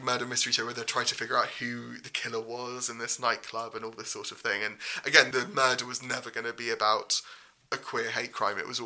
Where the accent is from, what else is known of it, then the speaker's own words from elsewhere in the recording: Cambridge, East of England, United Kingdom; I grew up in Cambridge, and I used to sneak in to the student theatre and watch the Footlights